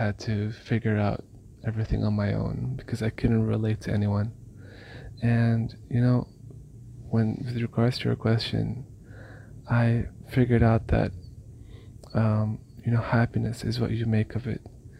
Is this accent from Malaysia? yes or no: yes; Malaysia; I was born and raised in Malaysia. And even though I'm from Palestine, I always felt like I was an outcast